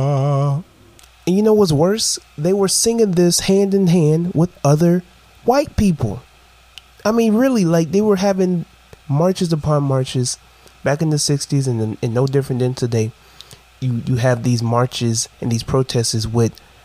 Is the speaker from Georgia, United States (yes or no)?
yes; Brunswick, Georgia, United States; In my hometown.